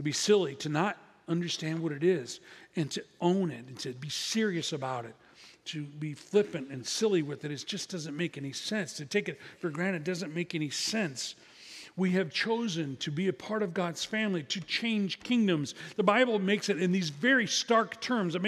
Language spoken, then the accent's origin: English; Midwest, United States; I'm from the Midwest